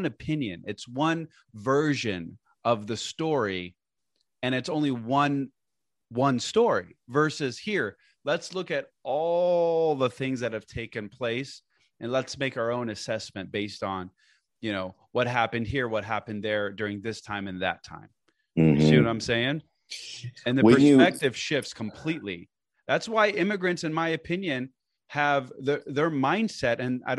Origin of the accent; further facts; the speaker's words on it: Portland, Oregon, United States; also born or lived in Lebanon; So I was born and raised in Portland, Oregon, but I lived in Beirut, Lebanon for, I would say, a good chunk of my childhood, you know, 10, 15 years.